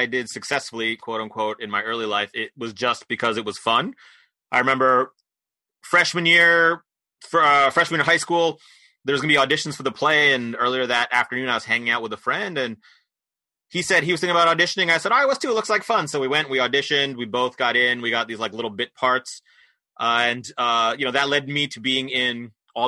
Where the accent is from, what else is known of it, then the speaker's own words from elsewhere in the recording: Poughkeepsie, New York, United States; moved away as an adult; now in Philadelphia, United States; I grew up in New York State, in Poughkeepsie, New York, but I've been here since college, so I've been in Philly for some close to 30 years now